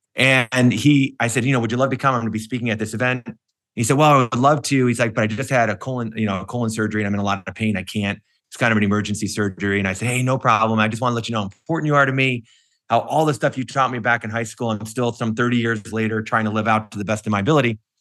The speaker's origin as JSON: {"language": "English", "town": "Cleveland", "region": "Ohio", "country": "United States", "tie": "born or raised there", "said": "when I grew up in Cleveland"}